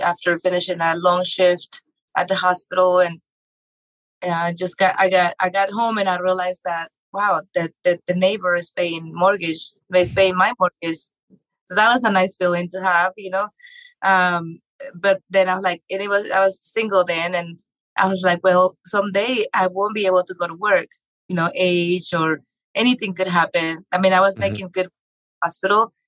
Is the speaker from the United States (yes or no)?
no; Mexico; moved away; growing up in Mexico